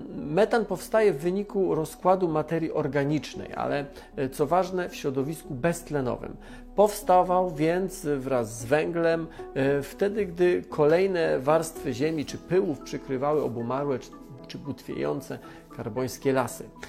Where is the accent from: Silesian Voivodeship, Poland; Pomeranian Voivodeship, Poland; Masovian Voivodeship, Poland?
Silesian Voivodeship, Poland; Jestem ze Śląska, znam wielu górników